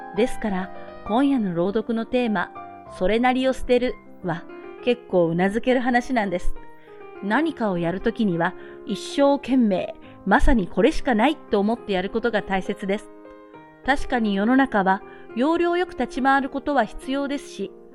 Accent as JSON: {"language": "Japanese", "country": "Japan", "tie": "born or raised there"}